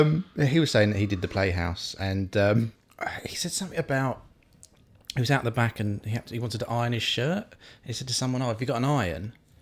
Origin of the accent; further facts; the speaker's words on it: Waltham Abbey, East of England, United Kingdom; also born or lived in Harlow; Waltham Abbey in Essex.